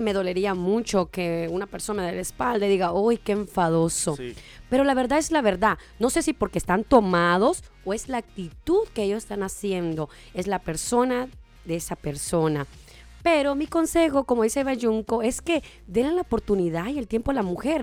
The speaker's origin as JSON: {"language": "Spanish", "country": "Honduras", "moved": "yes", "lives_now": "Las Vegas, United States", "said": "yo soy nacida en Honduras, pero vengo de allá directamente para Las Vegas"}